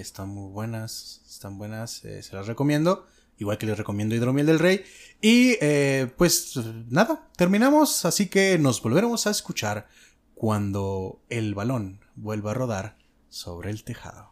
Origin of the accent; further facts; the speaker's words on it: Mexico; yo tengo experiencia de haber nacido y crecido en México.